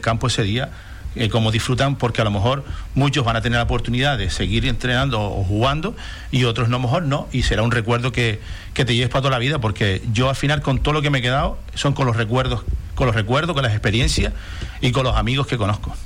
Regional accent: Corralejo, Canary Islands, Spain; yo soy de Corralejo

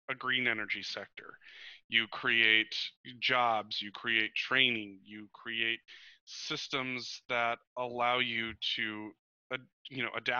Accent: Montana, United States; growing up in Montana, where I always considered myself a conservationist

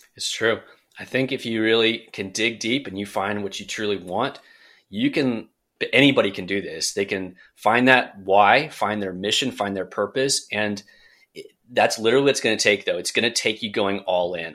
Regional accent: Central Coast, California, United States; moved away as an adult; now in Charlotte, United States; back in my hometown in Central Coast, California

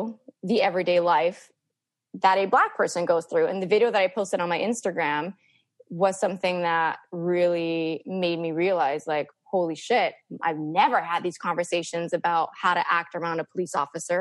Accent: Montreal, Quebec, Canada; I grew up in St. Leonard, predominantly Italian, but it's my backyard was Montreal North.

